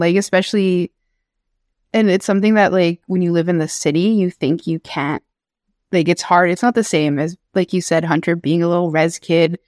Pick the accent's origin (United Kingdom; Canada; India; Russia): Canada; Chisasibi, Quebec; also born or lived in Kitigan Zibi, Quebec; I grew up in Cree territory, like, here in Chesapeake